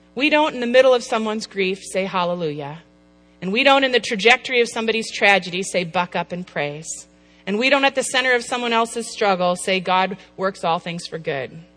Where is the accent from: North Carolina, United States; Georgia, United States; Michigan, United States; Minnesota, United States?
Minnesota, United States; Apple Valley; now in Chicago, United States; I'm from the Midwest. I grew up in Apple Valley, Minnesota